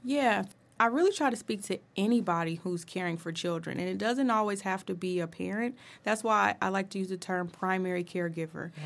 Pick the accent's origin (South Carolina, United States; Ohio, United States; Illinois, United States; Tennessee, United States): Ohio, United States; Dayton; I was born and raised in Dayton, Ohio.